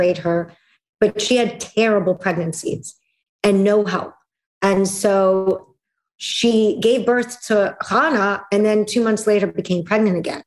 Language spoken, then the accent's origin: English; Russia; moved away; In Russia, I was a second-class citizen because I was a Jew. And in the Jewish community, I was a second-class citizen because I was born in Russia